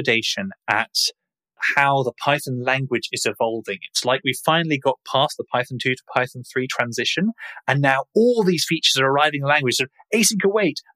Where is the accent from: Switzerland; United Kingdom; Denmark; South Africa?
United Kingdom; accent: British; If you haven't guessed from my accent, we are based in the UK